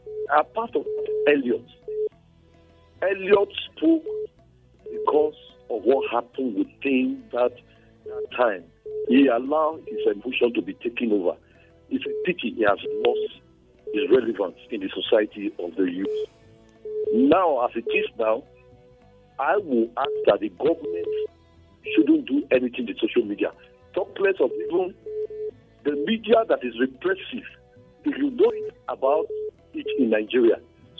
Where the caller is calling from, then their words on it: Bucharest, Romania; … from Bucharest.